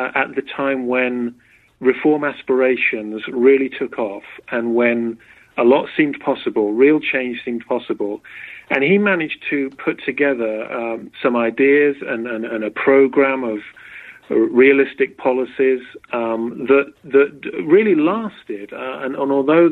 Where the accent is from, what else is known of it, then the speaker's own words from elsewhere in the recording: Berkshire, South East England, United Kingdom; moved away as an adult; also born or lived in Oxford, England; now in United States; I'm from England. I was born in Berkshire, about an hour from London.